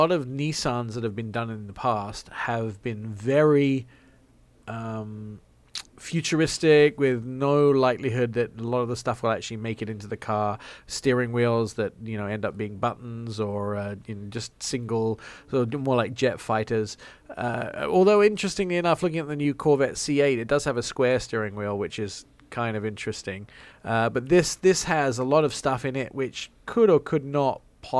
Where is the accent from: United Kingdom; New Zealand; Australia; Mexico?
United Kingdom; England; accent: English; my English accent.